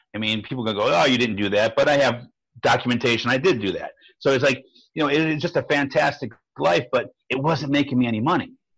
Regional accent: Fairview Park, Ohio, United States; now in Maple Grove, United States; I'm from Fairview Park, Ohio

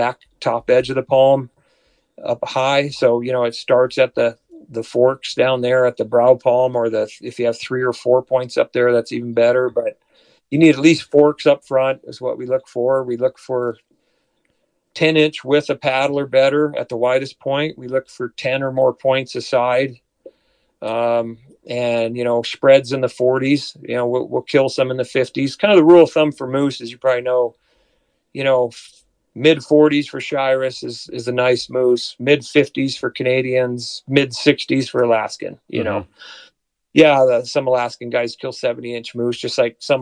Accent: South Dakota, United States; moved away as an adult; now in Colorado, United States; I grew up in the Dakotas

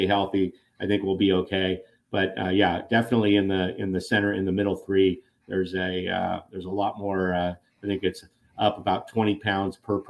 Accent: Thousand Oaks, California, United States; my hometown in Thousand Oaks

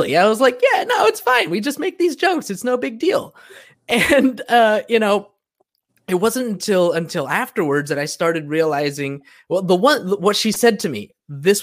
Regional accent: Southern California, United States; I grew up here in Southern California, you know, Mexican, surrounded by a bunch of Mexicans

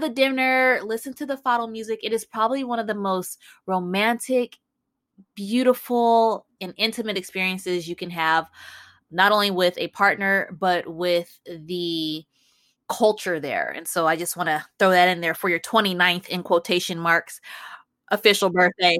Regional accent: Chicago, Illinois, United States; now in Los Angeles, United States; And I live in Los Angeles, and I'm from Chicago

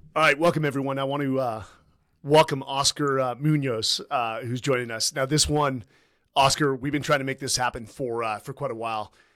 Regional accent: Southern California, United States; Southern California, which is my home state

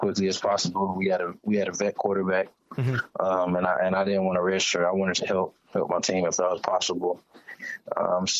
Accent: Minneapolis, Minnesota, United States; I grew up in North Minneapolis

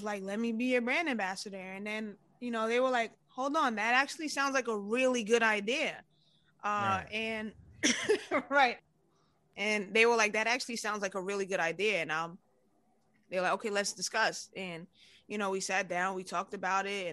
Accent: New York City, New York, United States; growing up in New York

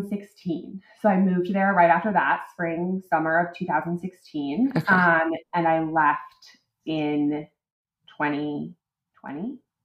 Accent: New England, United States; also born or lived in Connecticut / Massachusetts / Vermont; I am a New England girl. I grew up in Connecticut, Massachusetts

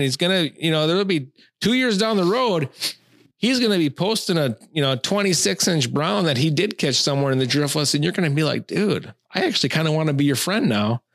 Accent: Taylors Falls, Minnesota, United States; I grew up in Taylor's Falls, Minnesota. Like, for the first, uh, nineteen years of my life

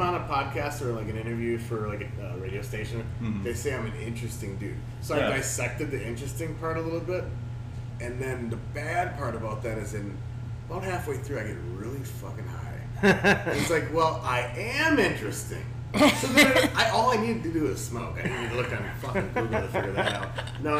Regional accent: Milwaukee, Wisconsin, United States; now in Florida, United States; I got to go see some family, take care of some business in my hometown. I'm actually from Milwaukee, Wisconsin, actually.

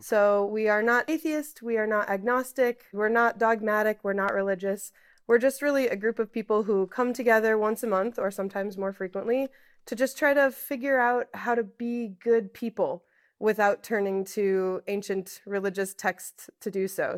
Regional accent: Iowa, United States; moved away as an adult; now in Pittsburgh, United States; I'm originally from Iowa. My family's all back there. And so when I moved here to Pittsburgh

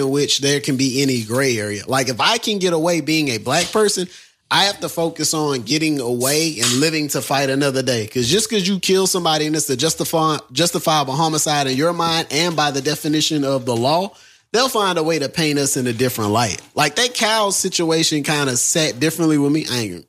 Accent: Vidalia, Louisiana, United States; also born or lived in Baton Rouge, Louisiana; I grew up in Vidalia, Louisiana.

